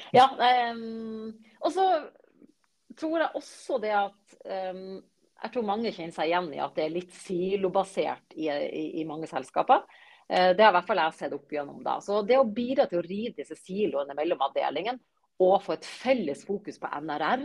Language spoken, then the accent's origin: Norwegian; Bø, Nordland, Norway; moved away as an adult; now in Oslo, Norway; jeg kommer opprinnelig fra Bø i Vesterålen. Eh, men har bodd i Oslo-området siden jeg var 20